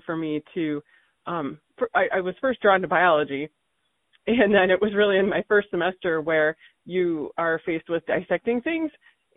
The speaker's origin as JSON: {"language": "English", "region": "Michigan", "country": "United States", "tie": "born or raised there", "moved": "yes", "lives_now": "Tucson, United States", "said": "I grew up in Michigan"}